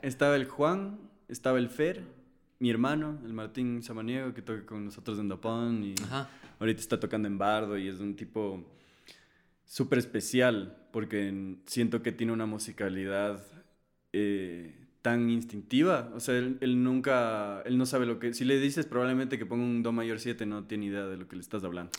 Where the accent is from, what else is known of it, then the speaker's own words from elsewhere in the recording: Ecuador; yo soy de Ecuador, yo hablo español